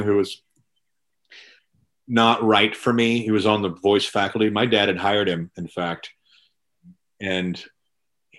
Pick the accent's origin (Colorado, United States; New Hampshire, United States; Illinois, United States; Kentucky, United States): Kentucky, United States; Louisville; moved away as an adult; also born or lived in Kansas City; I'm originally from Louisville, Kentucky. And then I kind of grew up there. I spent some years in Louisiana and then moved back to Louisville